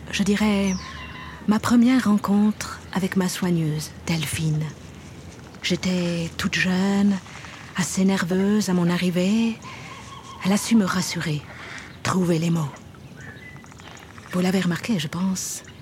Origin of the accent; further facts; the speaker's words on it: Kenya; moved away; also born or lived in Germany; j'ai 6 ans. Je suis arrivée ici il y a 3 ans d'Allemagne, mais je suis originaire du Kenya. Je suis plutôt cosmopolite, si on peut dire.